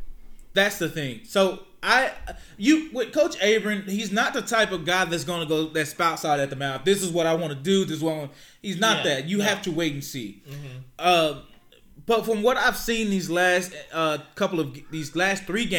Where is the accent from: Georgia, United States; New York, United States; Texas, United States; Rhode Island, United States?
Texas, United States; Pittsburg; I'm from Pittsburgh